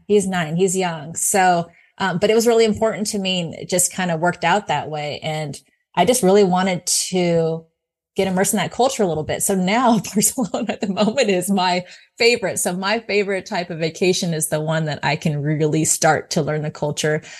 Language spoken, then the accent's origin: English; California, United States; moved away; I'm originally from California